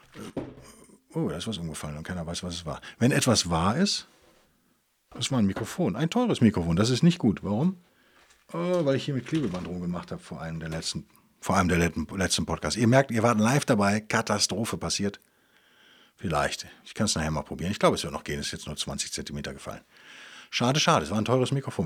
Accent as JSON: {"language": "German", "area": "Bonn or Cologne area", "region": "North Rhine-Westphalia", "country": "Germany", "tie": "born or raised there", "moved": "yes", "said": "aus Bonn oder Köln, auf jeden Fall aus meiner alten Heimat"}